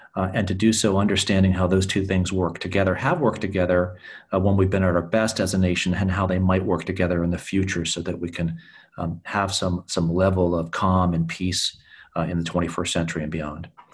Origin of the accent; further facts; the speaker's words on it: New Hampshire, United States; moved away; also born or lived in Pennsylvania; growing up in New Hampshire